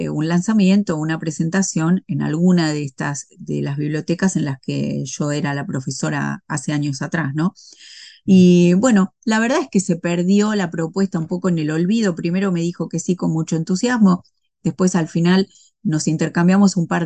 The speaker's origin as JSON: {"language": "Spanish", "country": "Argentina", "said": "no, no, pero viste cómo somos las argentinas."}